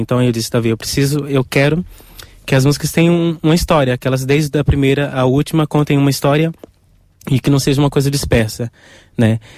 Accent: Brazil; eu sou brasileiro

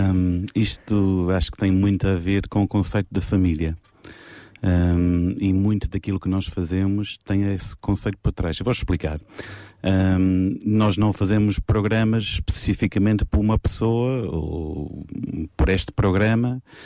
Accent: England, United Kingdom; moved away; eu, como inglês, estar aqui sentado

